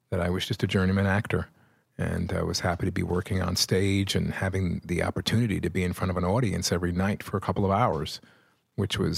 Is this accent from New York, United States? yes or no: yes; Brooklyn, New York, United States; born there; I was born in Brooklyn.